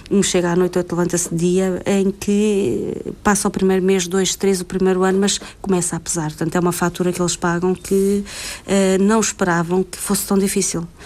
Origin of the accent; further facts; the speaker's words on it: Norte, Portugal; eu sou do Norte e não estou lá, tenho que vir para o Sul ou para o Centro.